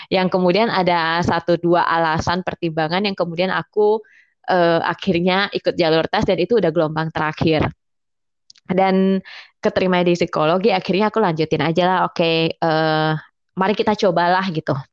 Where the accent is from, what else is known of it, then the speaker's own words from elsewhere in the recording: Singkawang, West Kalimantan, Indonesia; aku kan asalnya dari Singkawang nih dari Kalbar.